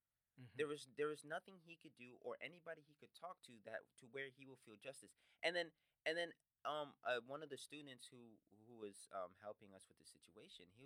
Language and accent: English; United States; I am American first, before Black, you know, because I was born here